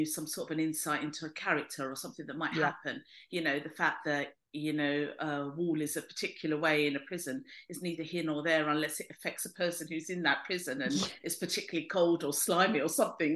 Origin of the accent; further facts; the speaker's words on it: London, United Kingdom; I'm Greek Cypriot in that I was born in London, but my parents came over in the 50s.